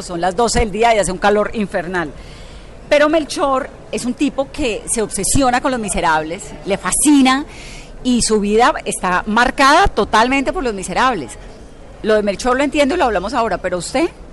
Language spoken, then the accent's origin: Spanish; Colombia; nosotros los colombianos